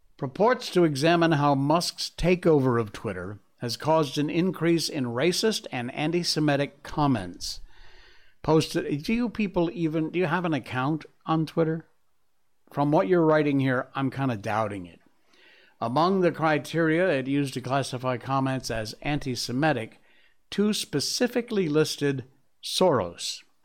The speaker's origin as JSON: {"language": "English", "country": "United States", "moved": "as an adult", "lives_now": "Malaysia", "said": "I'm still an American at heart."}